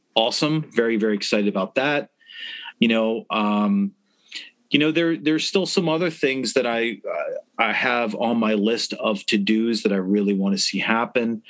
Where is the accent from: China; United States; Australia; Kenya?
United States; Baltimore, Maryland; we definitely took pride in that we're yeah. from Baltimore